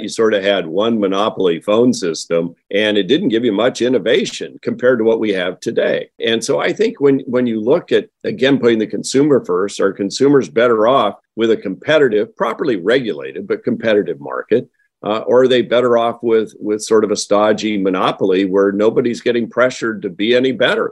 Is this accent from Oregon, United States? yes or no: yes; the Northwest, Oregon, United States; I come from the Northwest, as you mentioned, here in Oregon.